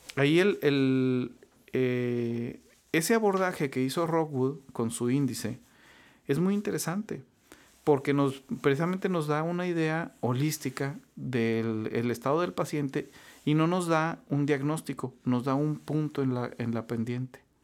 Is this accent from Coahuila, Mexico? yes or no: yes; Saltillo, Coahuila, Mexico; moved away as an adult; also born or lived in Mexico City, Mexico; now in Monterrey, Mexico; originario de Saltillo. Me vine a estudiar aquí medicina, me vine a estudiar en la Escuela de, Medicina del TEC de Monterrey